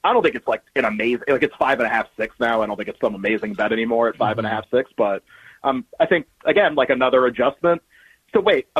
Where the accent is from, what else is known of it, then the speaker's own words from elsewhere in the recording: Massachusetts, United States; I grew up in New England, grew up in Massachusetts.